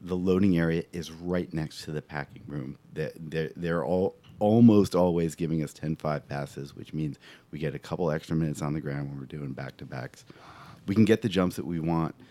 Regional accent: New Jersey, United States; also born or lived in New York City; I lived in New Jersey my whole life, except for about 9 months when I lived in New York City

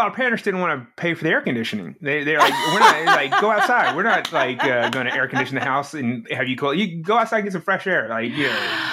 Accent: near Shreveport, North Louisiana, United States; moved away as an adult; also born or lived in Dallas, Texas; I grew up in North Louisiana

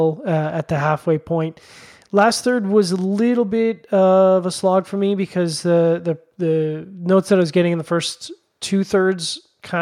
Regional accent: Canada; being the Canadian

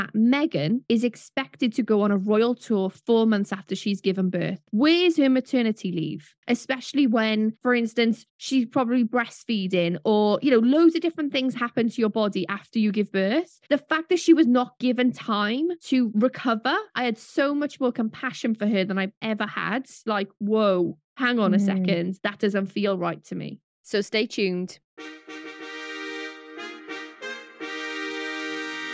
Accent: United Kingdom; we are white British women

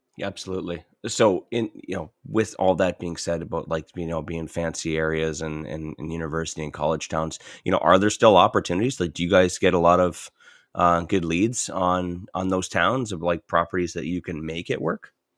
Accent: St. Catharines, Ontario, Canada; moved away; also born or lived in Welland; I grew up in Saint Catharines and, and Welland

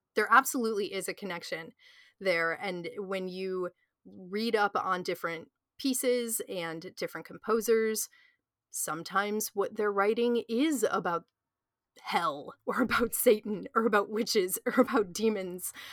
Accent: United States; I'm from the United States

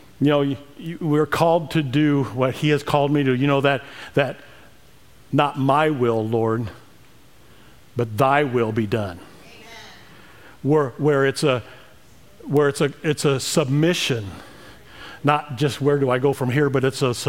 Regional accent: Emden, Illinois, United States; moved away; Growing up in Emden, Illinois, 550 people, you know. Well, 548 since my brother and I left 40 years ago

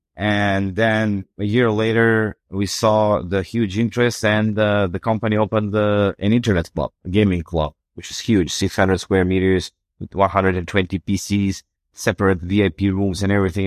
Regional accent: North Macedonia; I'm from Macedonia

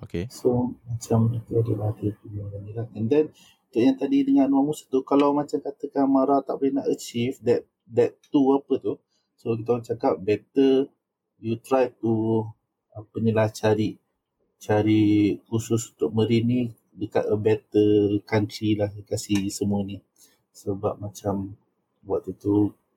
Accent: Seremban, Negeri Sembilan, Malaysia; aku daripada Seremban

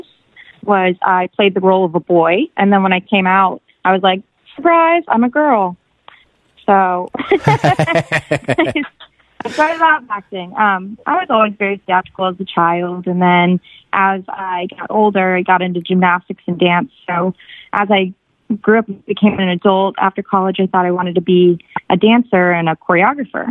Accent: Vero Beach, Florida, United States; moved away as an adult; also born or lived in Miami, Florida / Los Angeles, California; now in Santa Monica, United States; I grew up in a very small town called Vero Beach on the east coast of Florida

